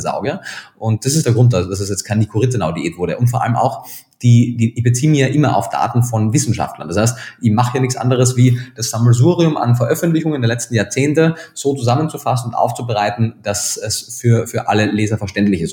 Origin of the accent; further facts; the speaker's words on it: Austria; accent: Austrian; now in Germany; gebürtiger Österreicher, bin aber schon eine ganze Zeit lang in Deutschland, habe da meinen Lebensmittelpunkt